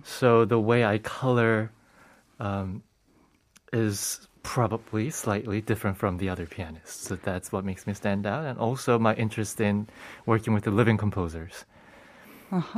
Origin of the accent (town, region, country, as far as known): United States; born or raised there; moved away as an adult; now in South Korea